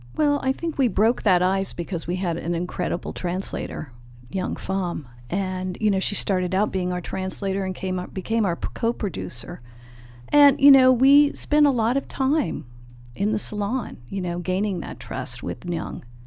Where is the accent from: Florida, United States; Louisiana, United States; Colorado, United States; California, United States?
California, United States; San Francisco; We're both from San Francisco